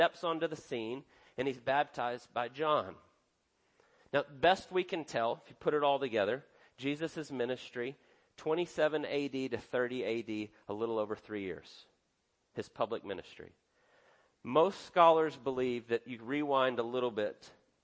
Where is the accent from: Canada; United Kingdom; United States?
United States; we're American